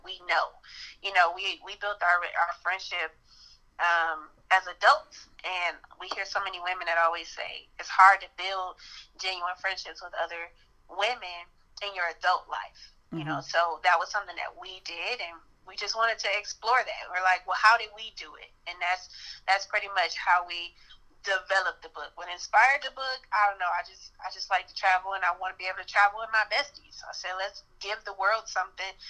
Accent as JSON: {"language": "English", "town": "Detroit", "region": "Michigan", "country": "United States", "moved": "yes", "lives_now": "Phoenix, United States", "said": "I'm originally from Detroit, Michigan. I'm living in Phoenix, Arizona now"}